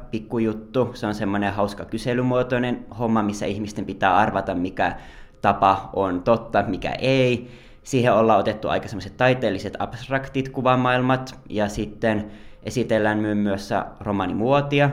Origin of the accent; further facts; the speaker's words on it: Joensuu, North Karelia, Finland; moved away as an adult; also born or lived in Lahti; now in Helsinki, Finland; mä oon tosiaan Joensuusta kotoisin ja lähtenyt opiskelemaan silloin 21-vuotiaana Lahteen